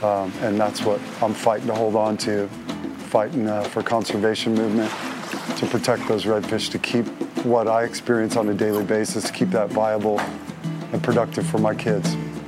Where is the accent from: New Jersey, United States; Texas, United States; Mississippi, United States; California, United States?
Texas, United States; As a Texan, as a native son